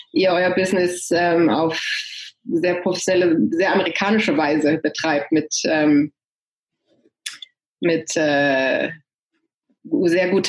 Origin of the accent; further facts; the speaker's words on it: Hanover, Lower Saxony, Germany; moved away as an adult; also born or lived in Italy; now in San Francisco Bay Area, United States; Ich äh, bin gebürtige Deutsche, komme aus Hannover, äh, bin aber nach dem Abitur ausgewandert, erst Italien und jetzt seit, äh, oh Gott, 15, mehr als 15 Jahren in der San Francisco Bay Area